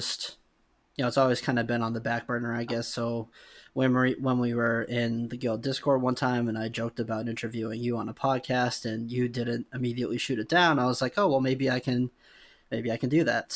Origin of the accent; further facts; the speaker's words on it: New England, United States; I'm from New England